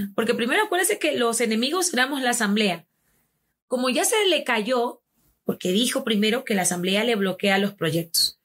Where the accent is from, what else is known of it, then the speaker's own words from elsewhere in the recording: Ecuador; Somos ecuatorianos